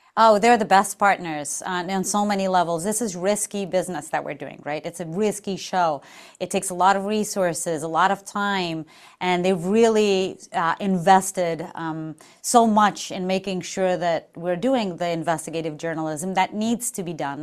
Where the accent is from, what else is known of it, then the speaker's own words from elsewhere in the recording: Portugal; moved away as an adult; I'm from Portugal, so I flew from far away